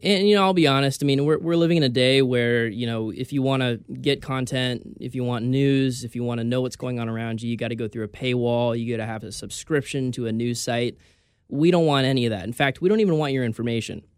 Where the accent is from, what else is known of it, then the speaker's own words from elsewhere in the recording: California, United States; now in Bellingham, United States; I'm from California